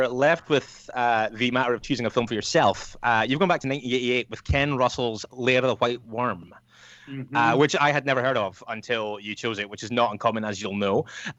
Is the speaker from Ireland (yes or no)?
no; United Kingdom; As a British person